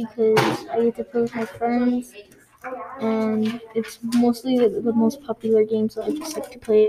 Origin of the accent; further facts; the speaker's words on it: New Mexico, United States; I was born in New Mexico on June 27, 2009.